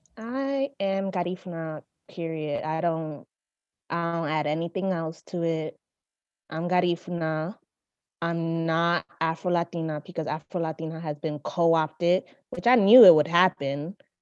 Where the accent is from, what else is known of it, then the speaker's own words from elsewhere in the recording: New York City, New York, United States; moved away as an adult; also born or lived in University of Texas; I am from the Bronx.